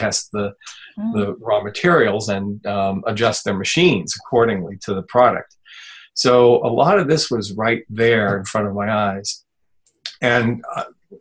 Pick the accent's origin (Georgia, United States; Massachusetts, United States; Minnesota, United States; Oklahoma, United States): Massachusetts, United States; Fitchburg; also born or lived in the Berkshires; living at my hometown in Fitchburg, which, by the way, is a paper mill town, or was